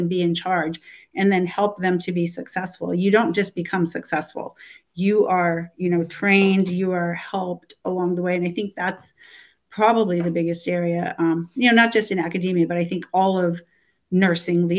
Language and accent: English; Los Angeles, California, United States; I'm from Los Angeles